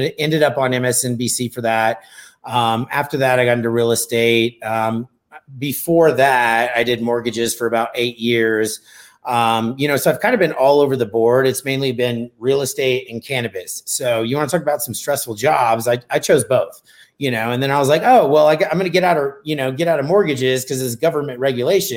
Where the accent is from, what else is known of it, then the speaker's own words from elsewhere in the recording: Bakersfield, California, United States; moved away; also born or lived in Colorado; I grew up in Bakersfield, California